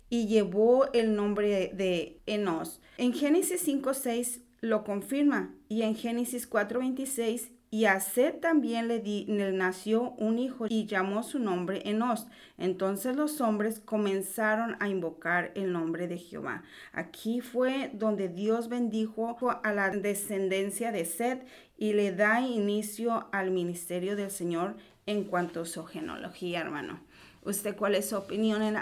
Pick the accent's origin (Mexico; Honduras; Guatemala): Mexico; nosotros lo vemos porque, bueno, nosotros somos de México